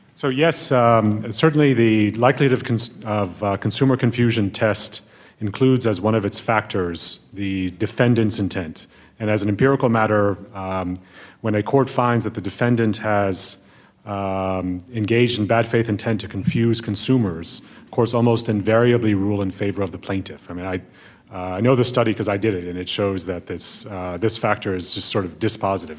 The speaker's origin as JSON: {"language": "English", "town": "Berkeley", "region": "California", "country": "United States", "tie": "born or raised there", "said": "I grew up partially in Berkeley, California"}